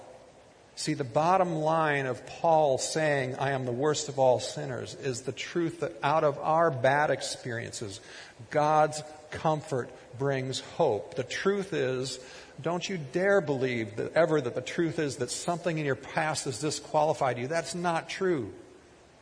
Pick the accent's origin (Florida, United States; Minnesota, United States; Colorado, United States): Minnesota, United States; Kiester; growing up in Keister